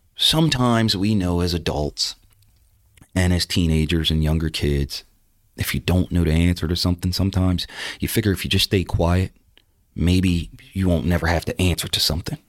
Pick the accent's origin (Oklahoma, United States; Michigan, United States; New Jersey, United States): New Jersey, United States; moved away; back in my hometown in New Jersey